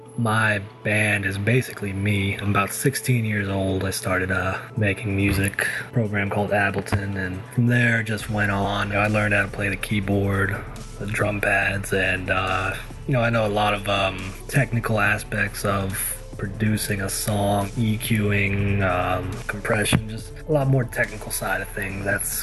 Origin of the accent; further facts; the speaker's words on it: Alabama, United States; I am from Alabama.